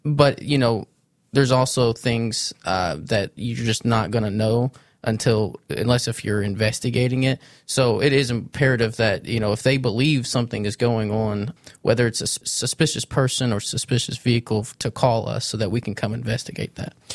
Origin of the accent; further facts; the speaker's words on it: Sikeston, Missouri, United States; I grew up in Sykeston, Missouri. I was born and raised there